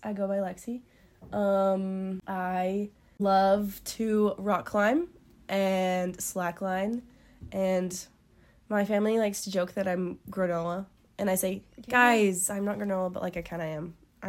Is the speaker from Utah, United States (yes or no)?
yes; Woods Cross, Utah, United States; also born or lived in Farmington, Utah; No, I grew up in Woods Cross, but I moved to Farmington in sixth grade. So I just say I'm from Farmington.